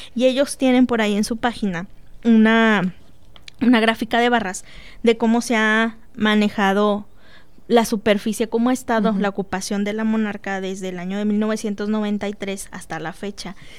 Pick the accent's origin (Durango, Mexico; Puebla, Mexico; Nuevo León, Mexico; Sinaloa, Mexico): Nuevo León, Mexico; Monterrey; now in Celaya, Mexico; allá en mi tierra en Monterrey